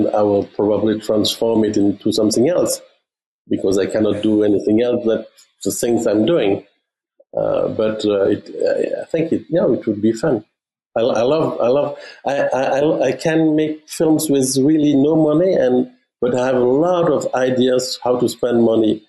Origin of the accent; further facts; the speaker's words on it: Germany; English is a second language; moved away; also born or lived in Belgium; my mother is French speaking. My father is Flemish speaking. I grew up in Germany